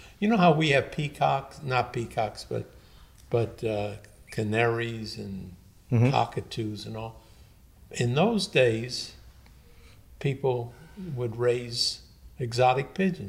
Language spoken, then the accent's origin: English; Indianapolis, Indiana, United States; also born or lived in Chicago, Illinois / Miami, Florida; I was born in Chicago. When I was 2, my family moved to Indianapolis, Indiana.